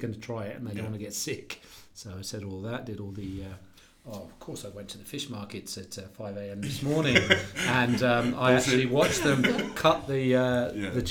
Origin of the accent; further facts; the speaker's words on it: England, United Kingdom; moved away as an adult; now in Australia; I'm from England